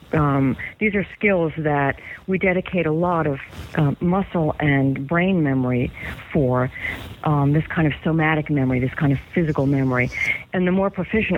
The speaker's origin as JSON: {"language": "English", "country": "United States", "tie": "born or raised there", "first_language": "English", "said": "I would be growing up in the United States, learning to speak English as my first language"}